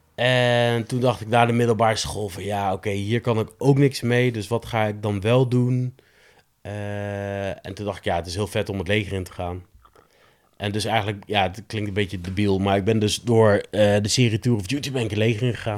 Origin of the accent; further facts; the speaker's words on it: Nijmegen, Gelderland, Netherlands; een jongen uit Nijmegen, opgegroeid in Nijmegen-Zuid